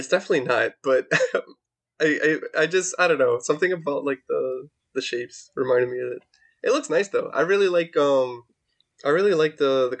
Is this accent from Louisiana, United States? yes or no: no; New York, United States; As a New Yorker